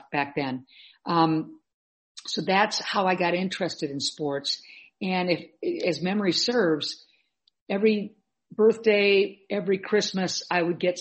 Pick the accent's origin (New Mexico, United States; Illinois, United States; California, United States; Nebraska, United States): Nebraska, United States; Omaha; I was born and raised in Omaha, Nebraska